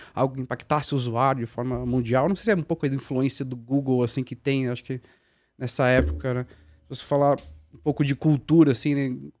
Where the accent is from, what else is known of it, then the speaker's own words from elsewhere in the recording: Guarulhos, São Paulo, Brazil; also born or lived in Franca; eu sou guarulhense, né? nasci em Guarulhos e, e fui para São Paulo ali trabalhar